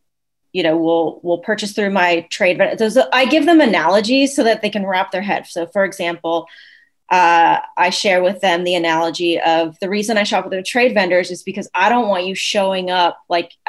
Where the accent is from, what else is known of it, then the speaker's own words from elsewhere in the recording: Austin, Texas, United States; also born or lived in Pittsburgh; I'm from Austin.